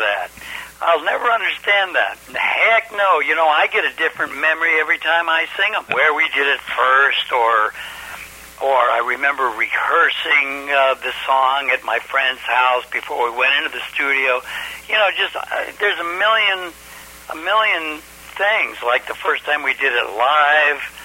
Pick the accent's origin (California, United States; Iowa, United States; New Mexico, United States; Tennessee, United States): California, United States; Los Angeles; moved away as an adult; now in New York, United States; I grew up in Los Angeles where everything is concrete